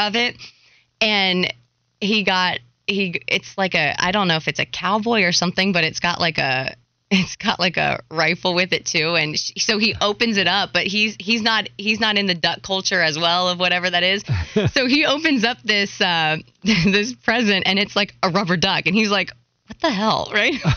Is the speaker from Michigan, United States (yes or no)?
no; Hershey, Pennsylvania, United States; now in Charlotte, United States; I'm from Hershey, Pennsylvania, which yep. a huge hockey town